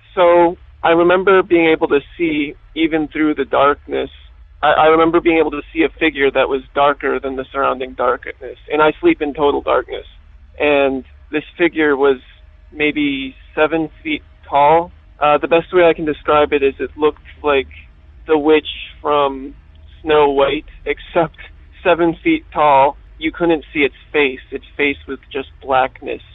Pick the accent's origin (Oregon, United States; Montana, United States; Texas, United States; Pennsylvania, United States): Pennsylvania, United States; from Pennsylvania